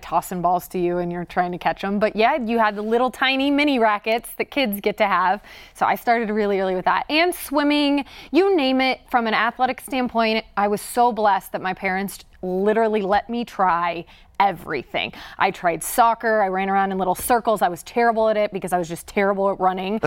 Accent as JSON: {"language": "English", "region": "Indiana", "country": "United States", "tie": "born or raised there", "moved": "yes", "said": "growing up in Indiana"}